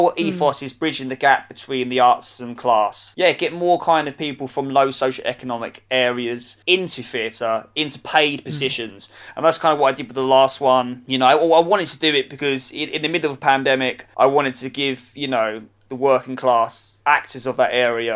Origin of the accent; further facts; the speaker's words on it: Romford, East of England, United Kingdom; I'm originally from Romford in Essex